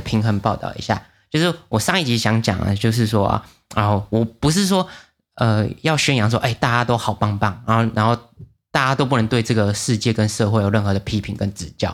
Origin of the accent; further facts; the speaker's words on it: Taiwan; 我们台湾人